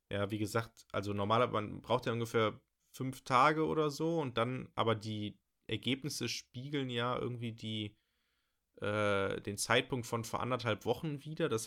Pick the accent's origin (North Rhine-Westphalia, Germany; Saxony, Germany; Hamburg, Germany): North Rhine-Westphalia, Germany; Bochum; ich komme hier aus Bochum, habe strenge Regeln irgendwie in der Schule und überall